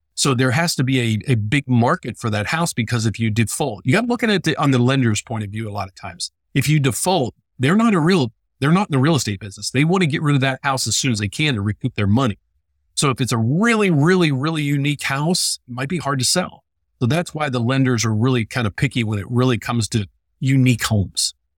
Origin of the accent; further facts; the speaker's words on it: West Virginia, United States; moved away; also born or lived in Illinois; I'm from West Virginia